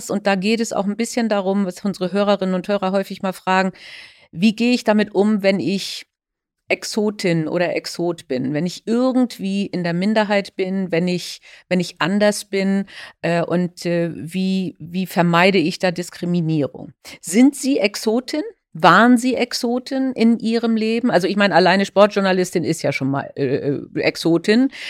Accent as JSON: {"language": "German", "region": "Northern Germany", "country": "Germany", "said": "interessanterweise ganz nah an meiner Heimat, äh, nämlich ähm, in Norddeutschland."}